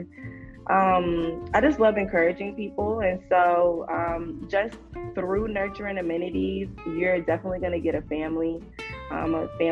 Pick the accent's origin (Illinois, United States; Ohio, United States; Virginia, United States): Virginia, United States; Virginia Beach; also born or lived in Portsmouth, Virginia / Hampton, Virginia; I actually grew up for the first part of my life, probably up until I was 13, out in Virginia Beach, the Kempsville area